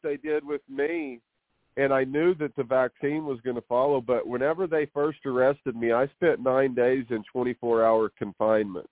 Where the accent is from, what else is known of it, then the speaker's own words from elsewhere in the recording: New Mexico, United States; I reside here in New Mexico where I was born and raised.